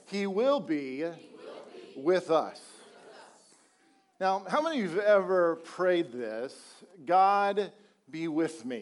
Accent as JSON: {"language": "English", "region": "Colorado", "country": "United States", "moved": "yes", "lives_now": "Texas, United States", "said": "I'm originally from Colorado"}